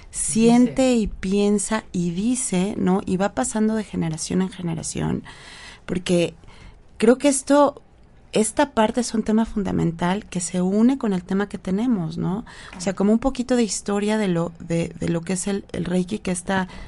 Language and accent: Spanish; Mexico